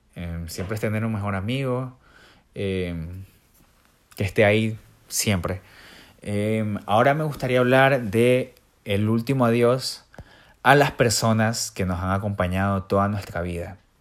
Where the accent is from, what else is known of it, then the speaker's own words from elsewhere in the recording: Ecuador; soy un ecuatoriano